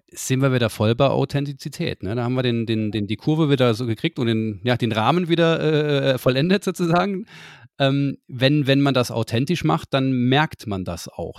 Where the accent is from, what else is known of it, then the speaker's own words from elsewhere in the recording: Saarland, Germany; wir als Saarländer